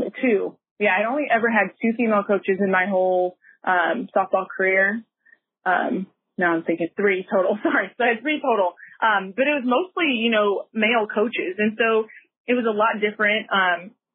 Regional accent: Casa Grande, Arizona, United States; we had a little bit of background or a lot of background with each other growing up in Casa Grande

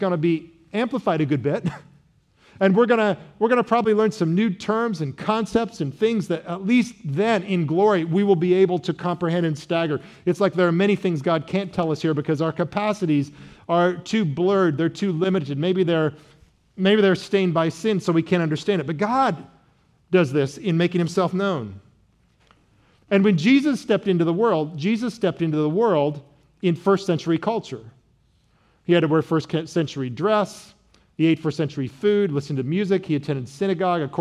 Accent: Midwest, United States; I was from the great Midwest

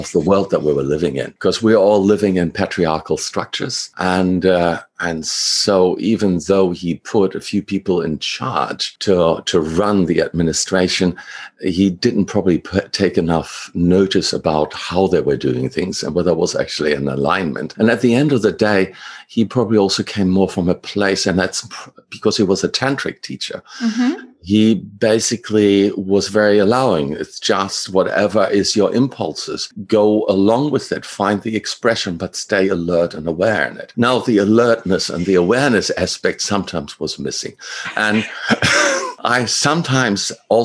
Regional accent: Germany; moved away as an adult; now in Australia; originally I'm from Germany. I came to Australia at 26 after I finished my studies

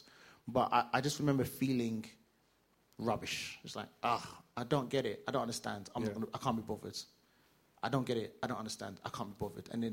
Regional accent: London, United Kingdom; I grew up in East London

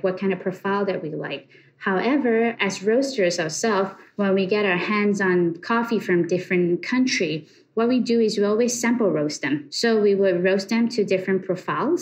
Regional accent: Malaysia; moved away as an adult; now in United States; Born and raised in Malaysia, I came to USA about 10 years ago

